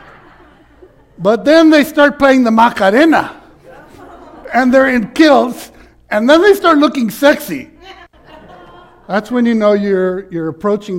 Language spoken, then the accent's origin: English; Laredo, Texas, United States; also born or lived in Austin, Texas; I was raised in Laredo that was 97% Hispanic